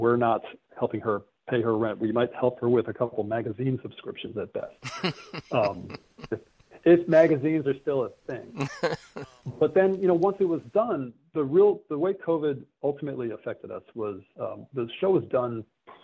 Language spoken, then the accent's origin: English; Stamford, Connecticut, United States; my hometown of Stamford, Connecticut